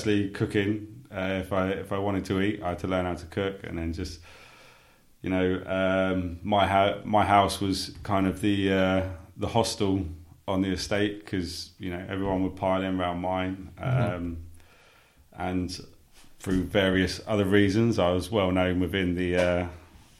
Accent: Sussex, South East England, United Kingdom; born and raised in Sussex, I was brought up on a council estate

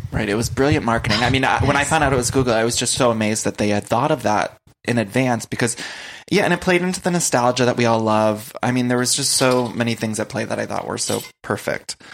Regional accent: Ohio, United States; growing up in Ohio

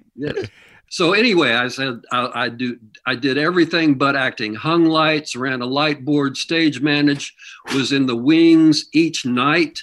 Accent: Kansas City, Missouri, United States; moved away; I grew up in Missouri

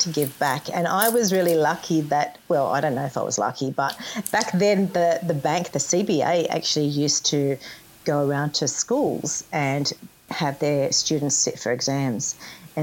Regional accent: Newtown, New South Wales, Australia; I was born in Newtown. I was actually born in the house next door to where I live.

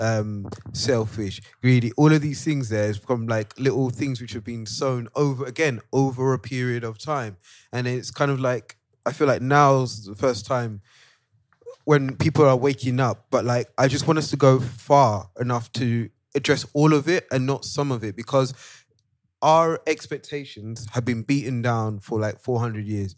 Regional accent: Nigeria; As a Nigerian

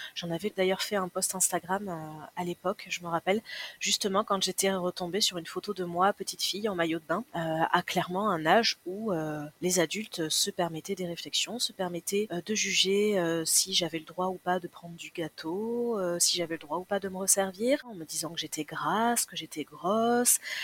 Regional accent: Landes, Nouvelle-Aquitaine, France; moved away as an adult; now in Toulouse, France; J'ai grandi dans les Landes. Je suis à Toulouse depuis un peu plus de 20 ans.

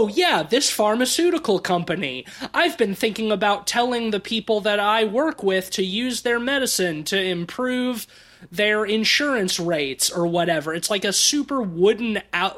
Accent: Alabama, United States; also born or lived in Netherlands; I'm from Alabama, because that's where I grew up

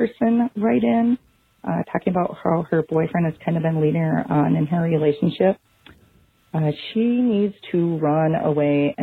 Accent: Twin Cities area, Minnesota, United States; accent: thick Minnesotan; I'm from the Twin Cities area, and I figured I'd call versus email so you could appreciate my thick Minnesotan accent.

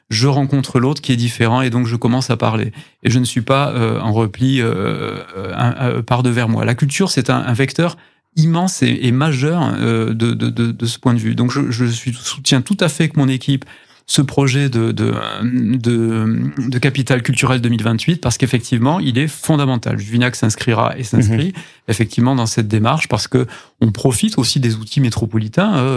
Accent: Saint-Gély-du-Fesc, Occitania, France; Mais globalement sur le sujet que vous évoquez, moi je suis de Saint-Gély-du-Fesque

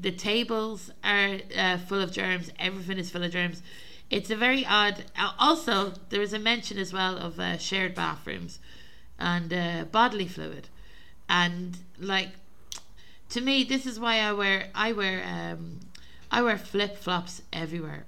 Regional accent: Ireland; moved away; I'm from Ireland originally

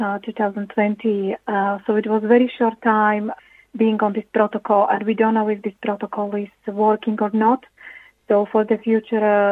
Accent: Slovakia; moved away as an adult; now in Ireland

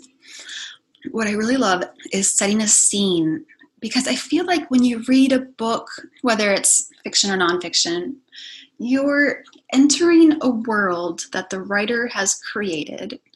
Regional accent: hometown near Yellow Springs, Ohio, United States; I came back to my hometown

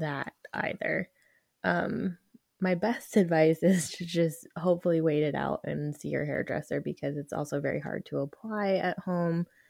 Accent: Denver, Colorado, United States; now in Arizona, United States; I was born here and raised in Denver

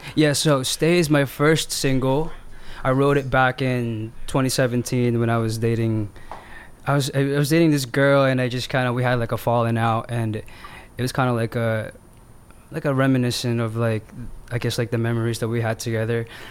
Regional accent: New Jersey, United States; I am a songwriter from New Jersey

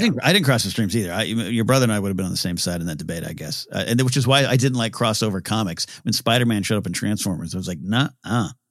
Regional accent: Nipomo, California, United States; Napomo Swap Meet, my hometown, big swap meet, still there

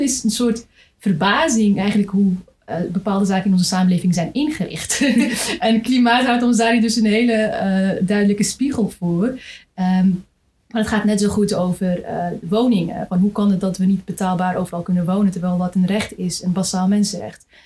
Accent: Amsterdam, North Holland, Netherlands; ik ben zelf ook Amsterdamse

